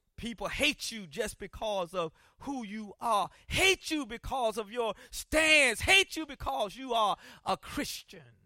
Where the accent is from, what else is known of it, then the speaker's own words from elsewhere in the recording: Columbia, South Carolina, United States; when I was growing up in Columbia, South Carolina